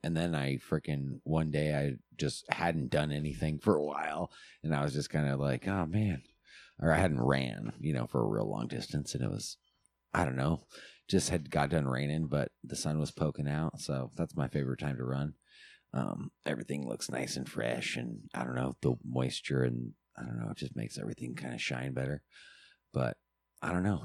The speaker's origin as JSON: {"language": "English", "region": "Alaska", "country": "United States", "tie": "born or raised there", "moved": "yes", "said": "us growing up in Alaska, I always remember gym class"}